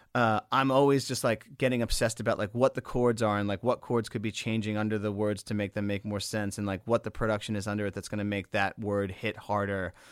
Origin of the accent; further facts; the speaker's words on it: Long Island, New York, United States; growing up on Long Island